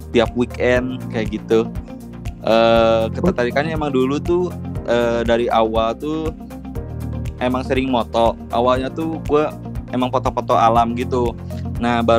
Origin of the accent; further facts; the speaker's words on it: Bandung, West Java, Indonesia; tuh gue dari SMP tuh emang mulai-mulai suka explore kan emang di kota sendiri gitu emang explore tempat-tempat sendiri tempat-tempat di kota sendiri karena Bandung tuh emang kalau dibilang Bandung gak ada habisnya tuh bener